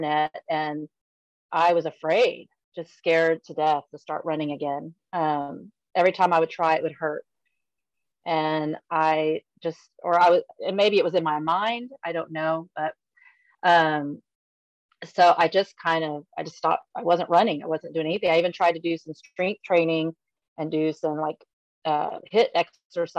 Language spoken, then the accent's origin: English; San Antonio, Texas, United States; moved away as an adult; now in Allen, Texas, United States; I'm from San Antonio. That's where my heart is. That's my hometown